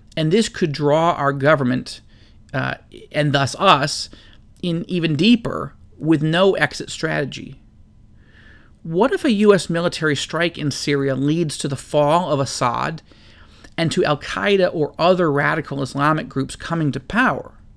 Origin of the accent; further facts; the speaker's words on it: United States; as an American citizen